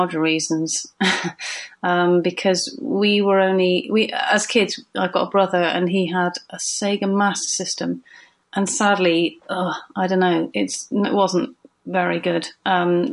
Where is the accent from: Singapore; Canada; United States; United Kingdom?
United Kingdom; Frome, South West England; I'm from Froome in Somerset